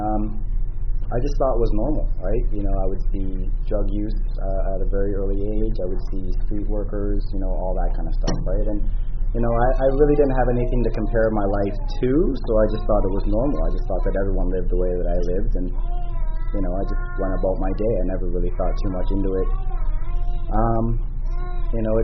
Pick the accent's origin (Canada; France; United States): Canada; Toronto, Ontario; I was born and raised in Toronto